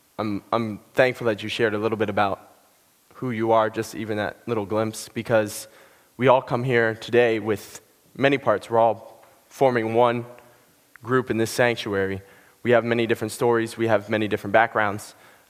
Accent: Ohio, United States; born there; also born or lived in Pennsylvania; I'm from Pennsylvania, New England. I've never really had one specific place that I call home. I was born in Ohio, half an hour outside Cleveland

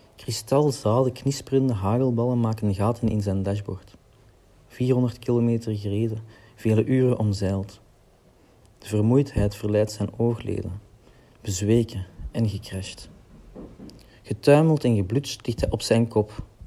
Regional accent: Lier, Flanders, Belgium; ik kom uit Lier, Antwerpen

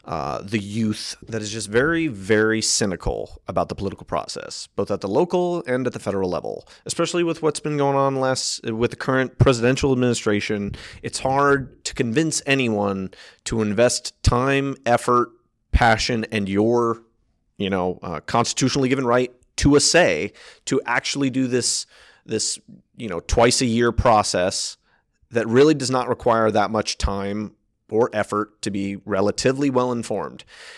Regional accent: Maryland, United States; I was born and raised in Frederick County. I was born at FMH. Went to Brunswick High School, went to Hood College. So my entire education has been within Frederick County.

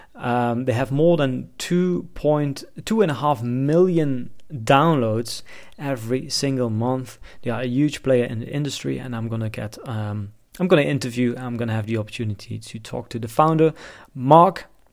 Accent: Netherlands; moved away as an adult; also born or lived in China; I'm from the Netherlands

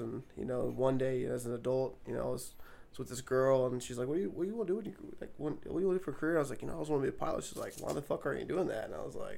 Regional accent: Memphis, Tennessee, United States; moved away as an adult; also born or lived in Denver, Colorado; I grew up in Tennessee, born and raised

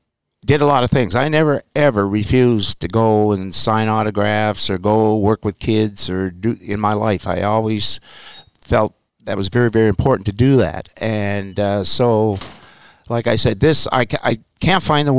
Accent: Nova Scotia, Canada; I come from Canada and Nova Scotia.

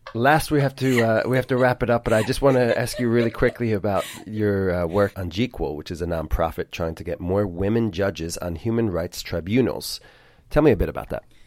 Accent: United States; we're both American

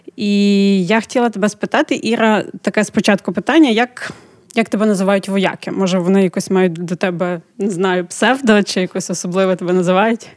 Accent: Ukraine; Ми з України

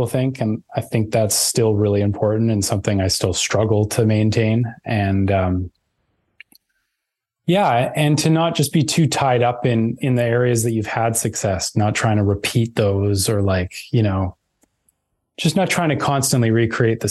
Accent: Vancouver, British Columbia, Canada; so I grew up in Vancouver. There's like near the mountains, there's a place called Lynn Canyon, and that's where I grew up.

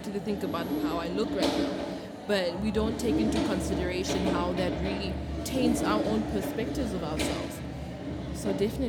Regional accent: DR Congo; I'm from the DRC, Congo.

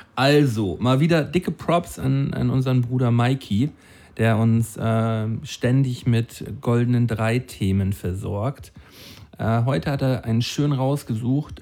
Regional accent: Flensburg, Schleswig-Holstein, Germany; Flensburg, meine Heimatstadt. An dem Ort, an dem ich, ge an dem, an dem Ort, an dem ich geboren wurde.

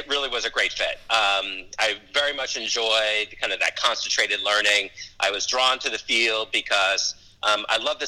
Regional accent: Los Angeles, California, United States; also born or lived in New York City; now in Charlotte, United States; I was born in New York City, but I grew up in Los Angeles

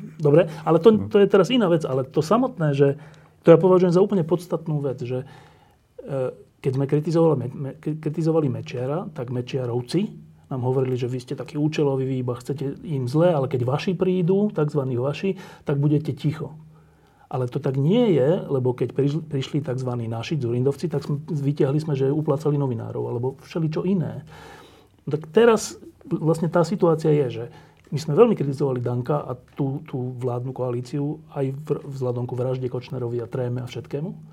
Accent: Slovakia; my sme Slováci

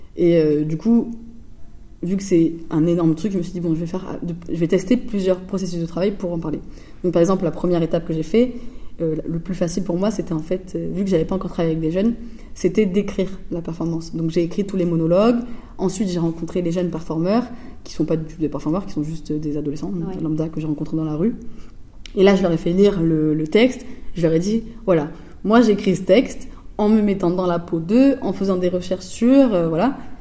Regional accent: Floirac, Nouvelle-Aquitaine, France; moved away as an adult; also born or lived in Bègles; now in Marseille, France; je viens pas de la ville de Bordeaux, mais de ville à côté, donc de Florac et Bègle, euh, et donc, je viens de. j'ai grandi jusqu'à mes 15 euh, ans euh, dans une cité à Florac.

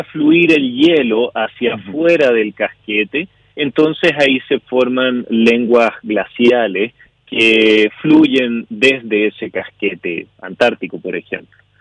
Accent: Chile; now in Canada; soy chileno, yo vivo en Canadá hace ya muchos años

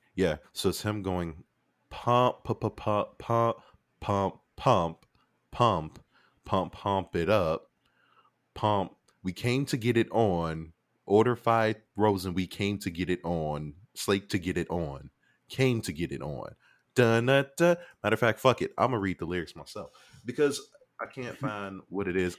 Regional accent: Chicago, Illinois, United States; I'm from Chicago

